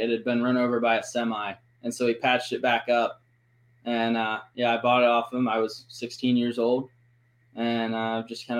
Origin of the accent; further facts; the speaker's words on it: Cincinnati, Ohio, United States; I'm from Cincinnati, Ohio. When I was 16